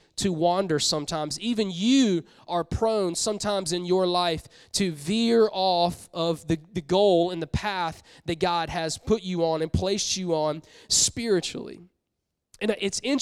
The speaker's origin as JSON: {"language": "English", "town": "Columbia", "region": "South Carolina", "country": "United States", "tie": "born or raised there", "moved": "yes", "said": "I'm from South Carolina. I love South Carolina. I'm like, love it. Grew up in Columbia"}